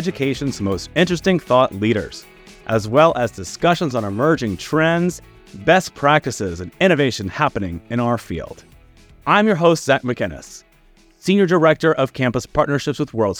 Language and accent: English; Texas, United States; moved away; my home state of Texas